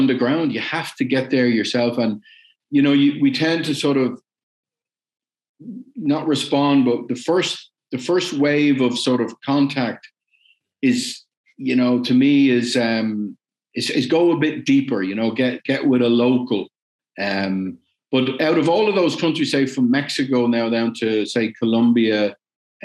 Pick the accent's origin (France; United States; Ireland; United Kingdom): Ireland; also born or lived in West Germany; I'm Irish